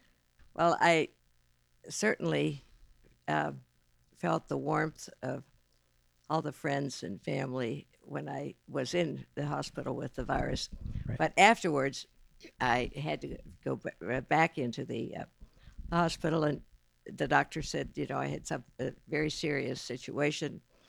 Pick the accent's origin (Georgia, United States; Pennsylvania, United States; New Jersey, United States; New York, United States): Pennsylvania, United States; northwestern; moved away as an adult; now in Westerville, United States; Originally from northwestern Pennsylvania. Really? Grew up on a farm there, yes.